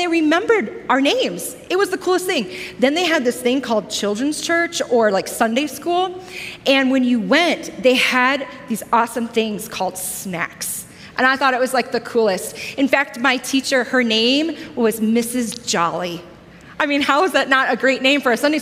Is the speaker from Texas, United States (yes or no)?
no; Joliet, Illinois, United States; a small inner city church where I grew up in Joliet, Illinois, south of Chicago